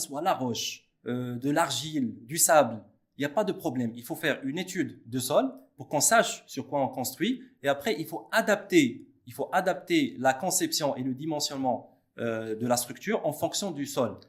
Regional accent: Morocco; chez nous au Maroc

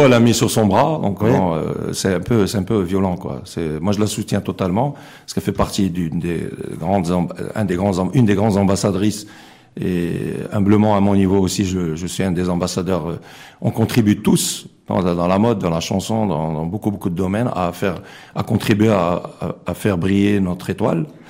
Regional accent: Morocco; on a aussi des valeurs en tant que Marocain

